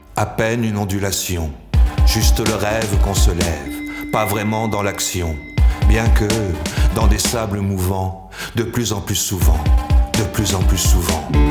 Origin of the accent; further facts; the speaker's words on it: Savoie, Auvergne-Rhône-Alpes, France; J'ai vécu mon enfance en nourrice, en Savoie